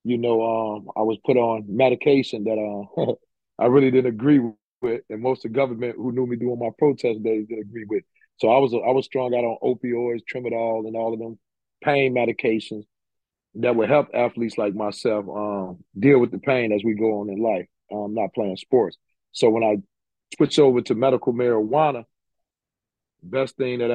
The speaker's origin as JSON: {"language": "English", "town": "Chicago", "region": "Illinois", "country": "United States", "tie": "born or raised there", "said": "I grew up in Cabrini Green"}